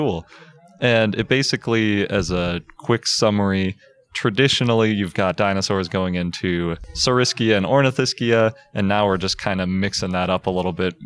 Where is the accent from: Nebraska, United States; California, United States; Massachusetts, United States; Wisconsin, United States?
Wisconsin, United States; Milwaukee; born or raised there